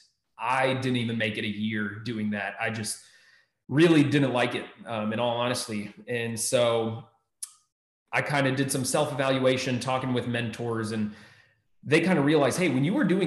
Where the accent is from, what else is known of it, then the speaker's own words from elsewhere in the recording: Maryland, United States; moved away as an adult; also born or lived in Texas; now in Ohio, United States; I grew up in Maryland